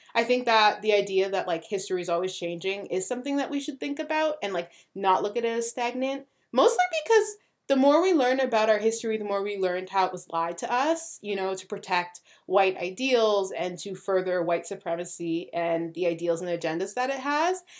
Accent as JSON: {"language": "English", "country": "Canada", "said": "we're Canadian"}